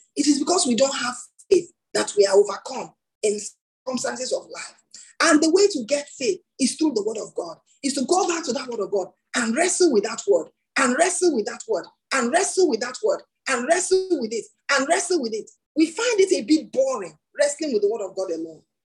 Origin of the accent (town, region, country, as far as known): Nigeria